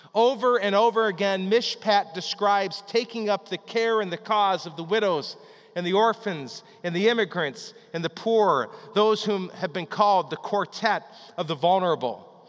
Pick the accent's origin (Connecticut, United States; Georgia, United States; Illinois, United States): Illinois, United States; Chicago; When I was growing up in the Chicago area